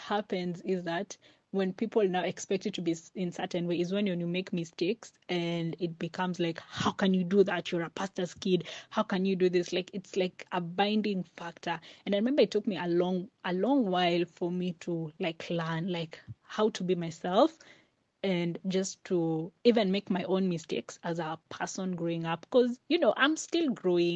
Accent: Mombasa County, Kenya; I'm from Mombasa and it's really, really hot

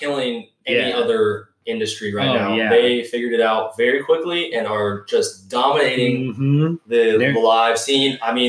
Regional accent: East Lansing, Michigan, United States; I was born in East Lansing, Michigan.

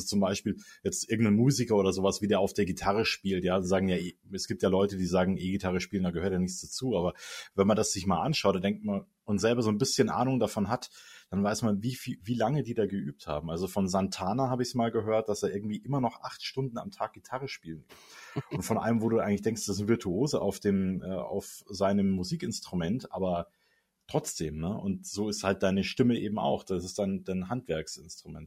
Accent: Munich, Bavaria, Germany; also born or lived in Stuttgart area; als Münchner sage ich

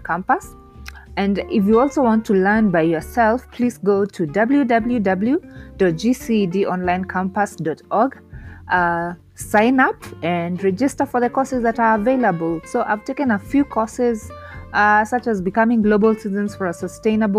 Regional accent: Kenya; I am from Kenya

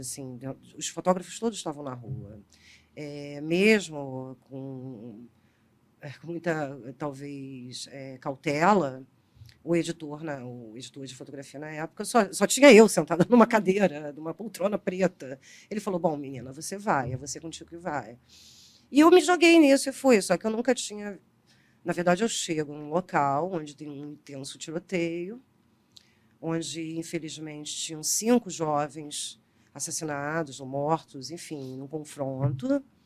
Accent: Rio de Janeiro, Brazil; eu sou carioca

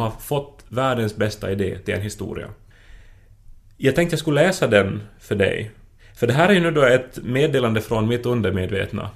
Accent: Esse, Ostrobothnia, Finland; moved away; Jag var hemma i Esse i veckan

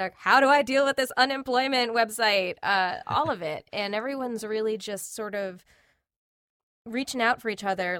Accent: Long Island, New York, United States; I grew up, uh, in a little town on Long Island

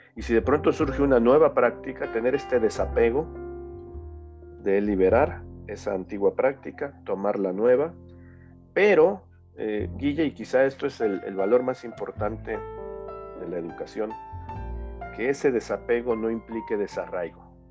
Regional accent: Mexico; somos mexicanos, somos latinoamericanos.

